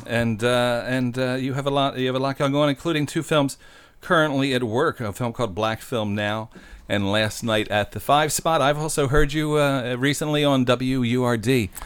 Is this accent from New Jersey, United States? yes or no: yes; New Jersey, United States; also born or lived in San Francisco; now in Philadelphia, United States; I'm from South Jersey originally.